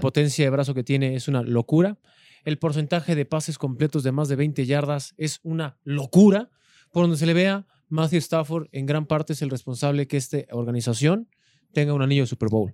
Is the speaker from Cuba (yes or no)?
no; Los Reyes, Coyoacán, Mexico City, Mexico; En mi pueblo, que tú eras del mismo pueblo, el de los Reyes